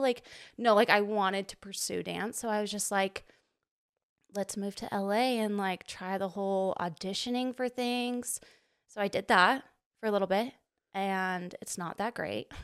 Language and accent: English; Provo, Utah, United States; grew up, like, born and raised Provo, Utah